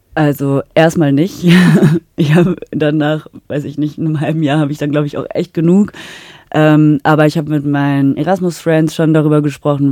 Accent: Münster, North Rhine-Westphalia, Germany; moved away as an adult; now in Salzburg, Austria; Münster, wo ich herkomme

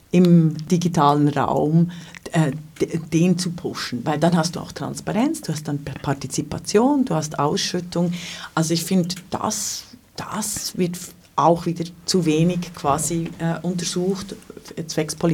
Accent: Switzerland; also das darf ich als äh, Schweizerin ja hier so sagen.

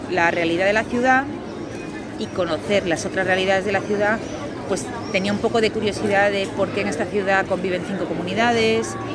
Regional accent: Galicia, Spain; now in Madrid, Spain; Yo vine, bueno, yo soy de Galicia, pero vivo en Madrid.

